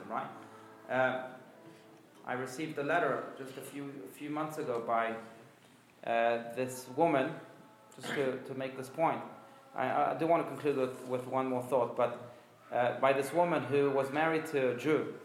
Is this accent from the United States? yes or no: no; France; moved away; I grew up in France. I was born in France.